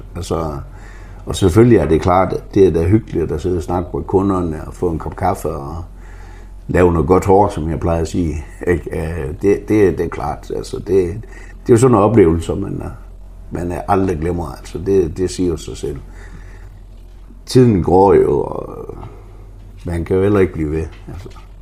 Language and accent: Danish; Frederikshavn, North Denmark Region, Denmark; moved away as an adult; also born or lived in Oslo, Norway / Greenland; det er jo stadigvæk min hjemby